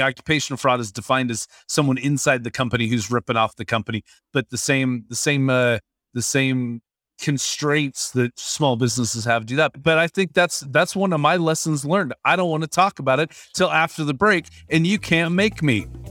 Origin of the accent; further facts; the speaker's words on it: Washington, United States; I grew up in Washington State